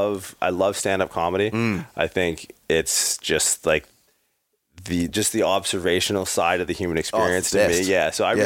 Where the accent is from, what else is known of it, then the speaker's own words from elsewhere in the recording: Canada; moved away as an adult; also born or lived in California; makes you proud to be a Canadian.